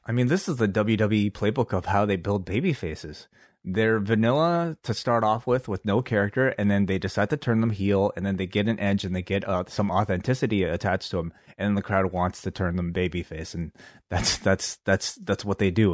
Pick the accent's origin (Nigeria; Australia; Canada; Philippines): Canada; we're from Canada